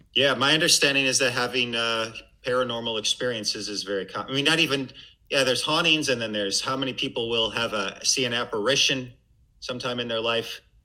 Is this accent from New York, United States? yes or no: no; Missouri, United States; also born or lived in Massachusetts / Connecticut; I'm from Missouri.